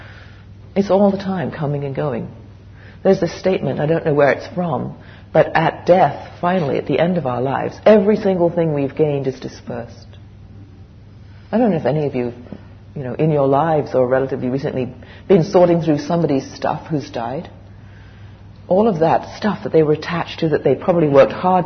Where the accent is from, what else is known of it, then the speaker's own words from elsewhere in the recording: England, United Kingdom; moved away as an adult; also born or lived in West Coast, Canada; I grew up in England the first 20 years, and then I moved to Canada, the West Coast.